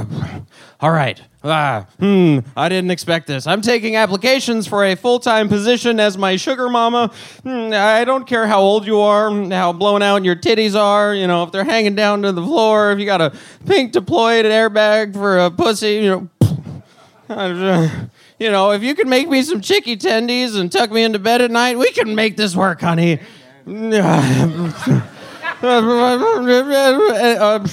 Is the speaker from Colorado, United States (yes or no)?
yes; Denver, Colorado, United States; moved away as an adult; now in Austin, United States; From Colorado. I was born in Denver